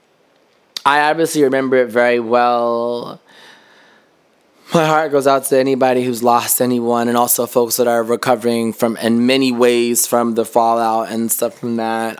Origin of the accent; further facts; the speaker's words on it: New York City, New York, United States; as a New Yorker